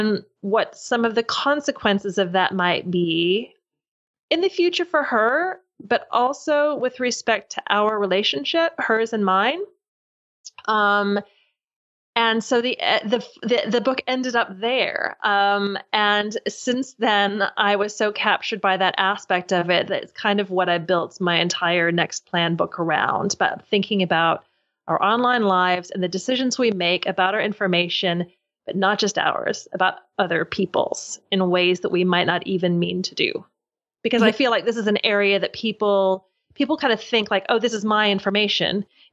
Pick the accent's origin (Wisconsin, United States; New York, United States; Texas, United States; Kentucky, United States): Kentucky, United States; Louisville; now in London, United Kingdom; I do live in London, although I'm originally from Louisville, Kentucky.